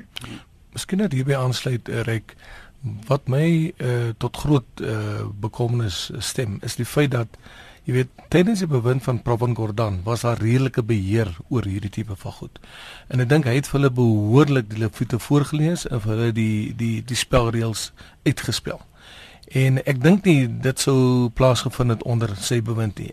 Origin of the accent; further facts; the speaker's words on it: South Africa; as Suid-Afrikaners